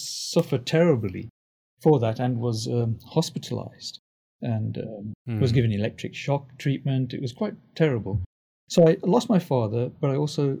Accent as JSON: {"language": "English", "region": "England", "country": "United Kingdom", "tie": "born or raised there", "also_born_or_lived": "Tanzania", "moved": "yes", "lives_now": "United States", "said": "I grew up in England"}